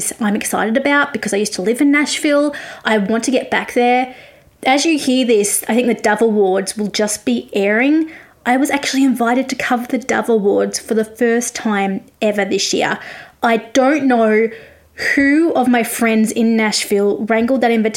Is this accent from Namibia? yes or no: no; Australia; also born or lived in Victoria, Australia; I'm an Australian music journalist